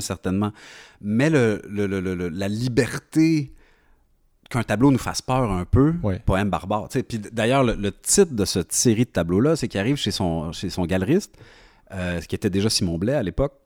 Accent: Quebec, Canada; je suis québécois

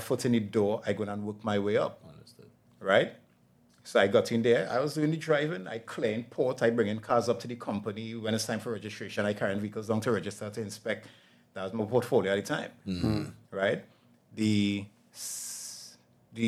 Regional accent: Laventille, Trinidad & Tobago; I was born and raised in Laventille

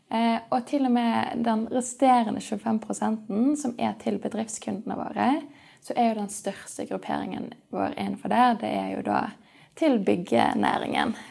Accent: Sandviken, Vestland, Norway; also born or lived in Edinburgh, United Kingdom; Eh, jeg er oppvokst i Sandviken, så jeg fant ut at jeg kunne ikke bo i Sandviken hele livet. Eh, så jeg studerte i Edinburgh, på universitetet der.

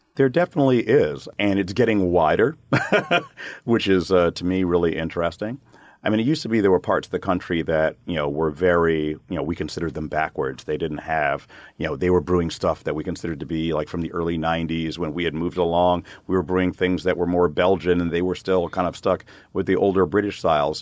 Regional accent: United States; as an American brewer

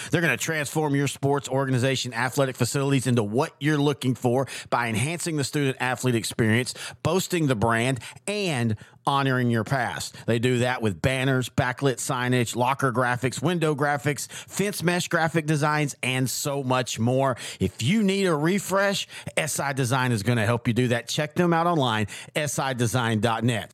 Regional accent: East Texas, United States; I'm from East Texas

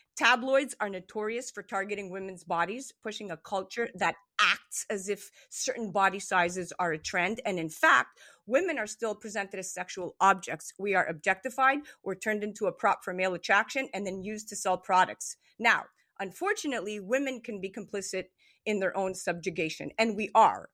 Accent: Montreal, Quebec, Canada; I was born in Montreal, Canada, and my mom is Greek, and my dad is part Greek, part Israeli

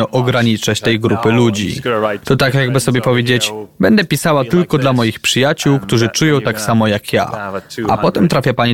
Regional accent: Finland; gdy my, Finowie, uh, rozmawiamy ze sobą, to praktycznie zawsze znajdujemy jakichś wspólnych znajomych. Może nie w Laponii, ale tutaj, w dużym regionie Helsinek czy w południowej uh, części Finlandii.

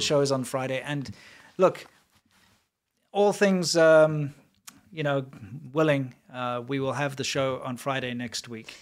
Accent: South Africa; I'm from South Africa.

